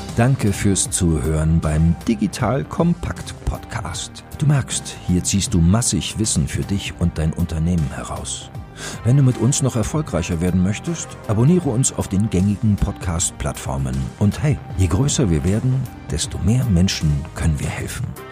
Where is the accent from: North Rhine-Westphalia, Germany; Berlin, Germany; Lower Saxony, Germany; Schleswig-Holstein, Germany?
Berlin, Germany; Wir sind gebürtige Berliner, leben auch hier in Berlin, einige der wenigen